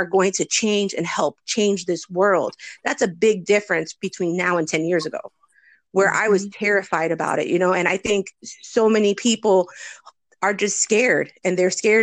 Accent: New Jersey, United States; moved away as an adult; now in Florida, United States; I'm originally from New Jersey, and when I moved to Florida in 2014

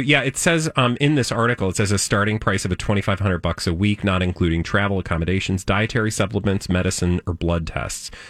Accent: outside of Chicago, Illinois, United States; I grew up outside of Chicago, we had green bean casserole.

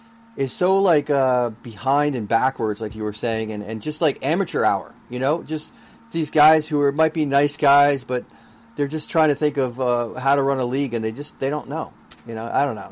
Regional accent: United States

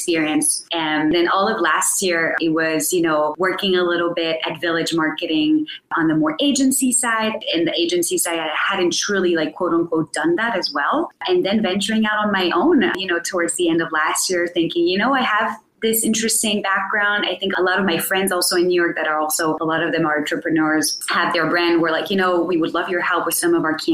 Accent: France; I'm myself French-American. So I am from France originally

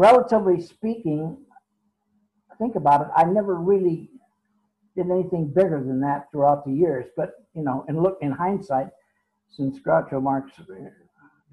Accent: San Francisco, California, United States; San Francisco, my hometown

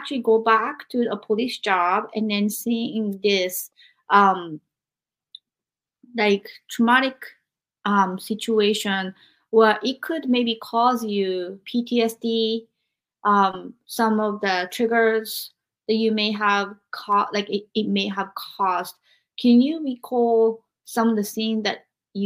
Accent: Japan; English is a second language; now in United States; growing up in Japan

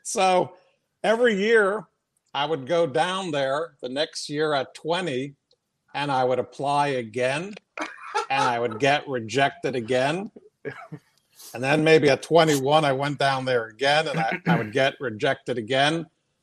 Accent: New York City, New York, United States; moved away as an adult; I'm from Queens, New York, Briarwood, Queens, New York.

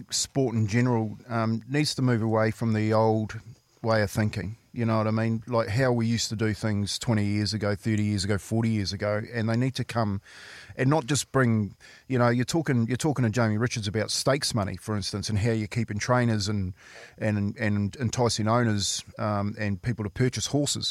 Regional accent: Waitara, Taranaki, New Zealand; In my hometown, yep, so Waitara, we had a rugby club

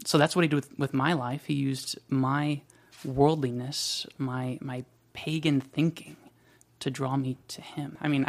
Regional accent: Washington, United States; also born or lived in Germany / South Carolina; And then we went to South Carolina, where I was raised for another 6 years or so, maybe seven. And then we went to Washington State, where I grew up.

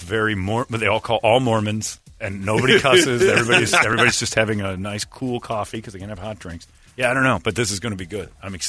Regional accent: Phoenix, Arizona, United States; The second I said I was from Phoenix, just all over your mind.

